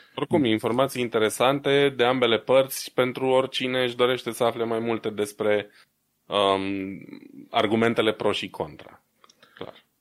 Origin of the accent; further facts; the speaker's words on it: Romania; moved away; ca român din diaspora